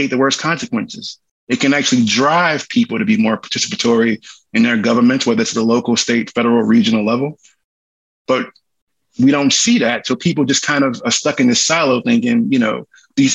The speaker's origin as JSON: {"language": "English", "area": "Cancer Alley", "region": "Louisiana", "country": "United States", "said": "from Louisiana, I'm from Cancer Alley"}